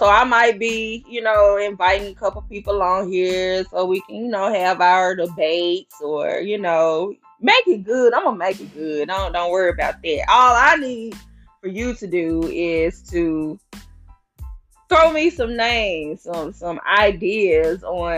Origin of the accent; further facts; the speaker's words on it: Memphis, Tennessee, United States; moved away as an adult; now in Nashville, United States; I am from Memphis, Tennessee. I moved to Nashville in 2015.